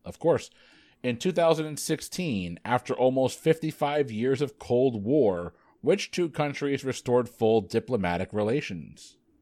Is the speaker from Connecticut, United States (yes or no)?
yes; Connecticut, United States; My home state of Connecticut.